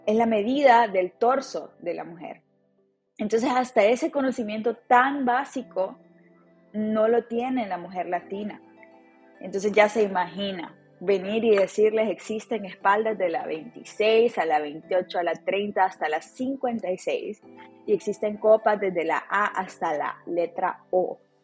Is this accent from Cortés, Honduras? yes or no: no; Tegucigalpa, Francisco Morazán, Honduras; Nací en Tegucigalpa, Honduras y estudié em, en, la, Universidad de Unitec, en Tegucigalpa